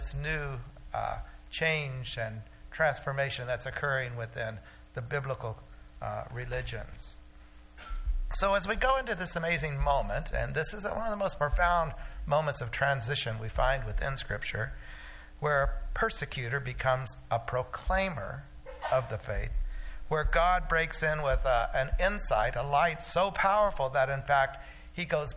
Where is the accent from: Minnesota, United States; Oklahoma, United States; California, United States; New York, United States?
Oklahoma, United States; When I was growing up in Oklahoma